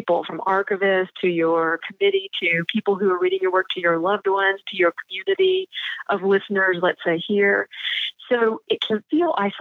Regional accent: the South, United States; I'm from the South

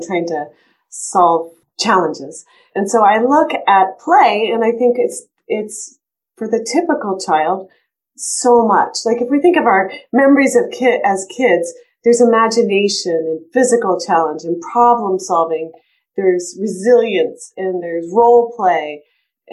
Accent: East Coast, United States; now in Colorado, United States; when I grew up on the East Coast, and when I moved to Colorado

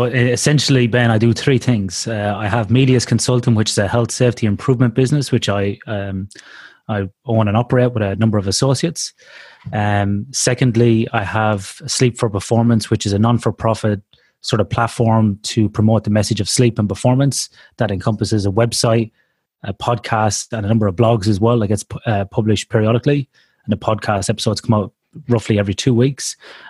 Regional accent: Ireland; now in Australia; I've been out of Ireland, for like about 16 years. So, you know, my accent probably has softened somewhat or changed. I often get mistaken from a Canadian here in Australia, which is a bit weird.

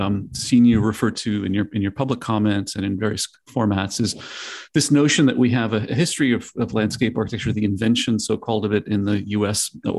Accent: the South, United States; moved away; also born or lived in the Northeast; raised in the South, educated in the Northeast

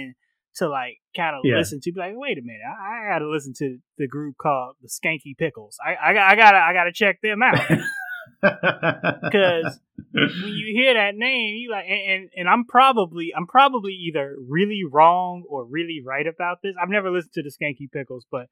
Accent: Chicago, Illinois, United States; I grew up in the South Side of Chicago, predominantly black neighborhood

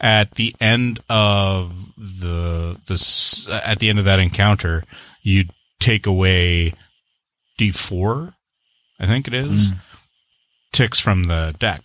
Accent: Canada; I'm the Canadian

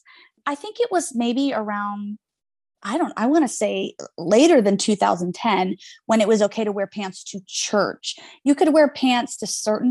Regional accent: Greenville, South Carolina, United States; moved away as an adult; I was born in Greenville Memorial. But yes, I grew up from birth all the way till I was 21 years old, leaving in college as a faculty kid on the campus

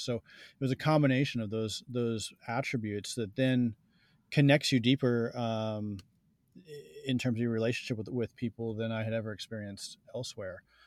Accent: New Jersey, United States; I grew up in New Jersey

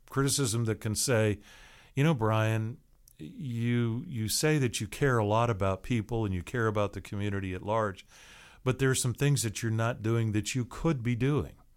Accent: Seattle, Washington, United States; now in Tallahassee, United States; I grew up in a big city. I grew up in Seattle.

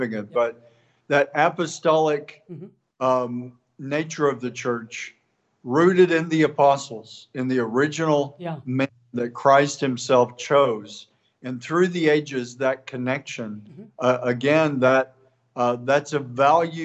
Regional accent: East Texas, United States; from East Texas

